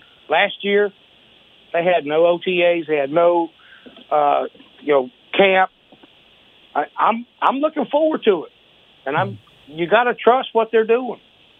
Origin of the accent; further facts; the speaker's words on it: Bay City, United States; I grew up in Bay City with Simon Fletcher, so, you know, Denver Broncos.